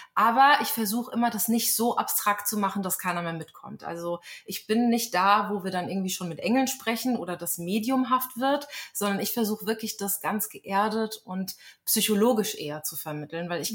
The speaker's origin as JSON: {"language": "German", "area": "a small village near Frankfurt am Main", "region": "Hesse", "country": "Germany", "tie": "born or raised there", "also_born_or_lived": "Berlin", "moved": "as an adult", "lives_now": "Lynchburg, United States", "said": "in meiner Heimatstadt bin, ein kleines Kuhkaff in der Nähe von Frankfurt am Main"}